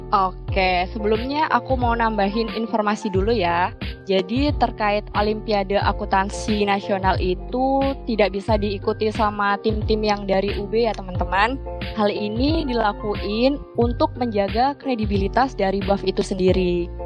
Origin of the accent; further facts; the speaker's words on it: Sidoarjo, East Java, Indonesia; Asalku dari kota Sidoarjo